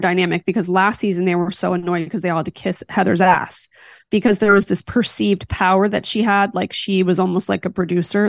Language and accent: English; Philadelphia, Pennsylvania, United States; now in California, United States; I'm from Philly